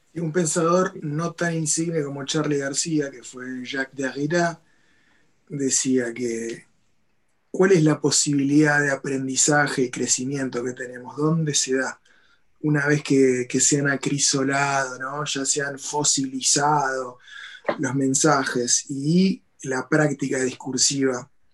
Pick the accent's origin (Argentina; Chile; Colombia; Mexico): Argentina; moved away; yo que soy un argentino que vive a distancia en mi país